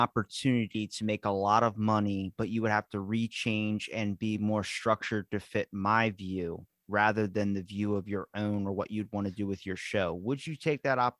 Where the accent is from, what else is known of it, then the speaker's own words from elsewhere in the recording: Ocean City, Maryland, United States; Ocean City, Maryland, man.